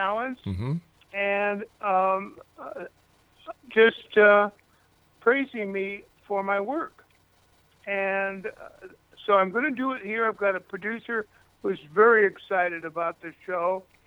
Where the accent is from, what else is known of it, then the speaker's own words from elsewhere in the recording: Cedar Rapids, Iowa, United States; moved away; also born or lived in Hollywood; I was born in Cedar Rapids, Iowa, and I left there for Hollywood